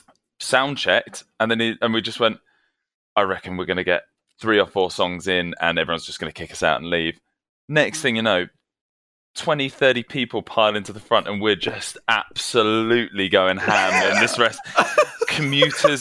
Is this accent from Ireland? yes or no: no; United Kingdom; accent: posh British; now in London, United Kingdom; they'll be able to tell from the distinctly posh British accent.